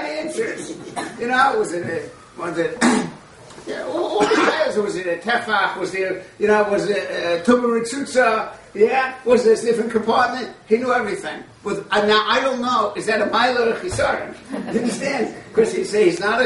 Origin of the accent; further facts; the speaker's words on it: Israel; I'm from Israel